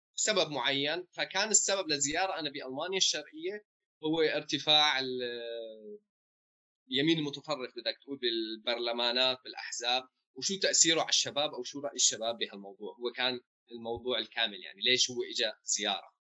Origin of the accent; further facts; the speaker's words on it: Homs, Homs Governorate, Syria; also born or lived in Jordan; now in Germany; انا كذا من حمص